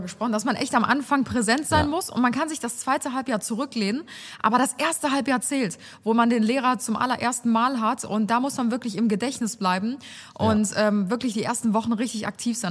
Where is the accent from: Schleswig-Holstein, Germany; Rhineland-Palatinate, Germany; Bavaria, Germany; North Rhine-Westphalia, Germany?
North Rhine-Westphalia, Germany; Cologne; accent: Kölsch; Das ist mein kölscher Akzent.